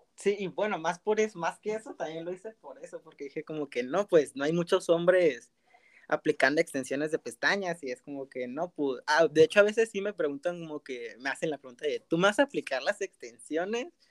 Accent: Tijuana, Baja California, Mexico; soy del estado de Baja California, eh, del municipio de Tijuana

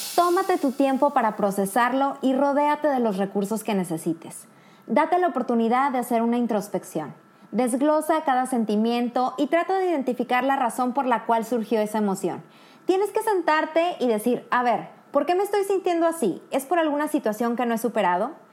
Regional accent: Monterrey, Nuevo León, Mexico; moved away as an adult; now in Kraków, Poland; Soy mexicana y por una oportunidad que se le presentó a mi pareja, actualmente resido en Cracovia, Polonia

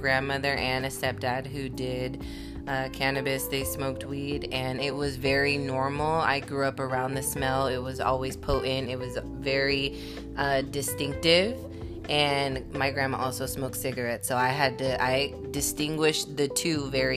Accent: Bay Area, California, United States; born and raised here in the Bay Area

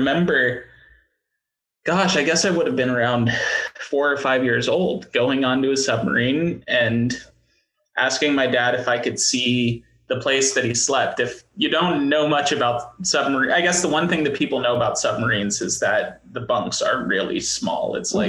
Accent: Hawaii, United States; born there; also born or lived in California / Connecticut / Washington; I was born in Hawaii, of all places.

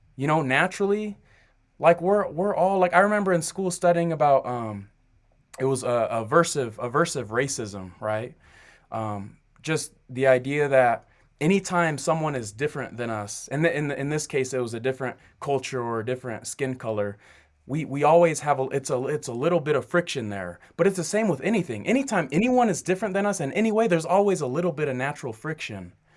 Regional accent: Kennewick, Washington, United States; moved away as an adult; also born or lived in Southern California / Rexburg, Idaho; I'm from Kennewick, Washington. That's where I grew up.

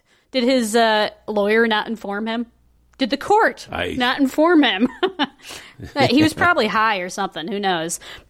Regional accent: Germany; I'm German

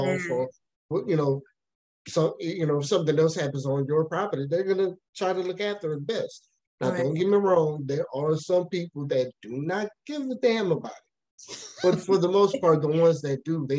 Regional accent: Lafayette, Louisiana, United States; also born or lived in Baton Rouge; pretty much been in Acadiana for all of most of my life, minus the 2 years that I lived in Baton Rouge

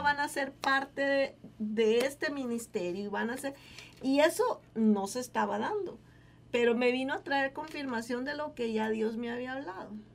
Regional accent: Guatemala; moved away as an adult; Cuando yo salí de Guatemala, para, para mí fue muy difícil el haber tenido que dejar a mi familia

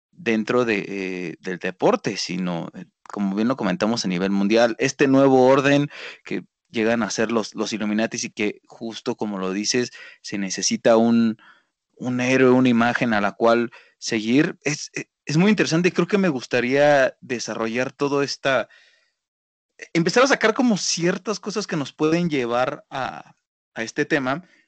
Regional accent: Mexico; como mexicanos

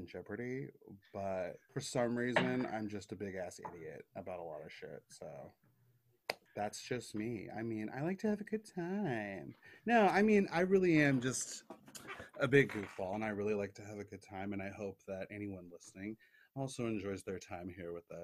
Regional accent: United States; we're both American

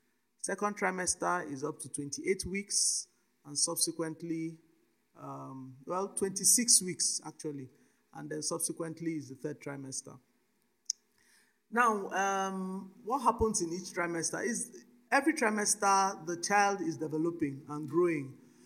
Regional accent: Nigeria; also born or lived in Cote d'Ivoire; I'm a Nigerian citizen, though I wasn't born in Nigeria. I was born in Cote d'Ivoire, but I'm a bona fide Nigerian citizen.

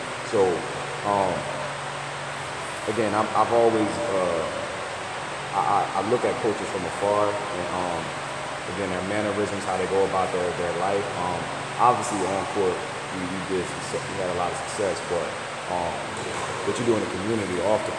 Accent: Camden, New Jersey, United States; I come from Camden, I was born and raised there

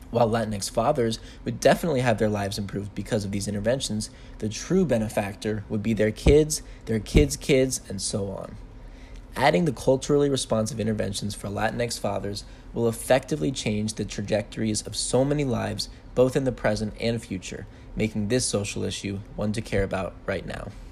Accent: Bethesda, Maryland, United States; My hometown is Bethesda, Maryland.

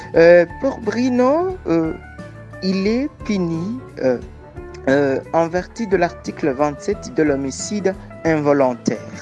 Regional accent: Burundi; je viens du Burundi

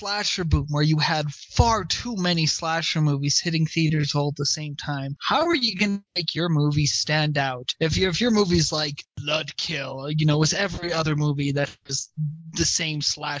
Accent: Southern California, United States; I grew up in Southern California.

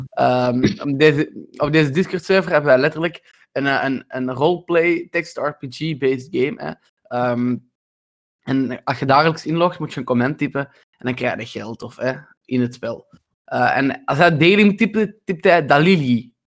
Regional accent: Belgium; wij als Belgen

